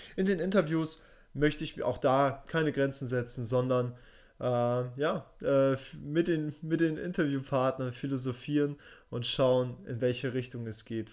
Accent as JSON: {"language": "German", "region": "Hamburg", "country": "Germany", "tie": "born or raised there", "also_born_or_lived": "Russia", "said": "Ich selbst bin in Russland geboren und in Hamburg aufgewachsen"}